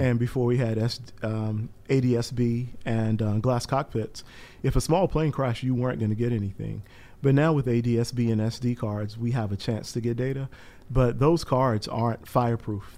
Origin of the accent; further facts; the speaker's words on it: Eastern North Carolina, United States; moved away; I'm from Eastern North Carolina originally